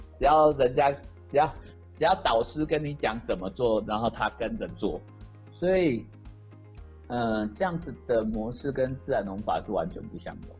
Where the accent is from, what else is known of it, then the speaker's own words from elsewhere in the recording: Taipei, Taiwan; moved away; 我从小出生在台北市，那在十几年前开始来务农